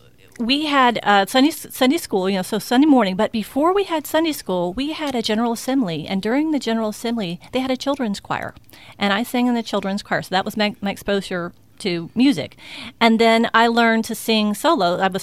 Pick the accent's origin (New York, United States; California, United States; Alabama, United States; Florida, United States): Florida, United States; Tampa; I'm from Tampa. You are? Born and raised.